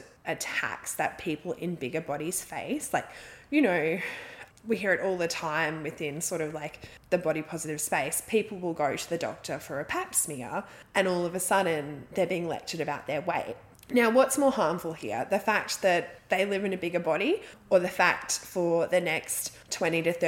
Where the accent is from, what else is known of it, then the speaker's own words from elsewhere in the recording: Australia; I'm Australian